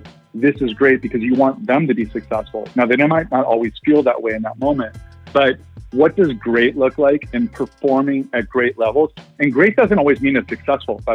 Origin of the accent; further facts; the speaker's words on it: Ohio, United States; I grew up in Ohio